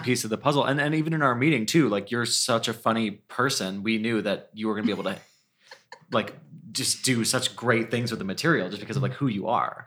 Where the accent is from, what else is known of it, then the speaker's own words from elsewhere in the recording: Cleveland, Ohio, United States; we grew up together in Cleveland, Ohio